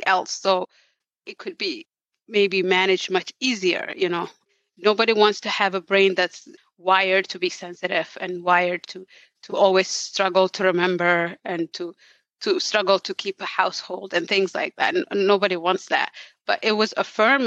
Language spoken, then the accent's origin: English; Somalia; moved away; I come from Somalia. There was war there. We had to flee for our life.